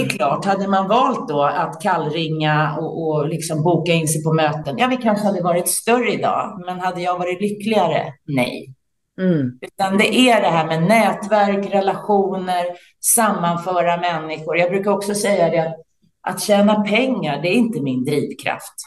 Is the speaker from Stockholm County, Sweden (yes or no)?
yes; Täby, Stockholm County, Sweden; now in Värmdö, Sweden; Jag är uppvuxen i Täby utanför Stockholm